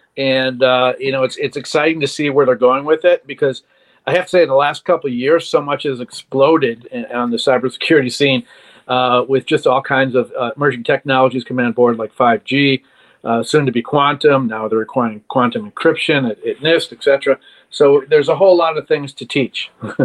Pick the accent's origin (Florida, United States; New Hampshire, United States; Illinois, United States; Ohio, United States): Illinois, United States; Chicago; moved away as an adult; now in Washington, United States; I'm originally from Chicago, but I moved out to Washington many years ago